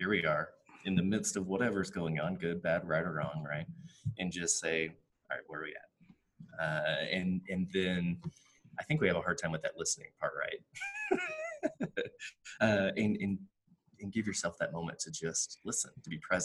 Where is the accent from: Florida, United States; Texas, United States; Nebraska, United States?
Texas, United States; West; Growing up in West Texas